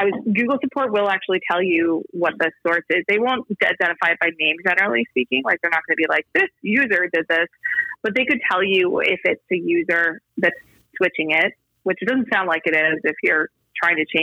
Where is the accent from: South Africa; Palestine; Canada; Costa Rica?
Canada; I'm actually Canadian myself, based here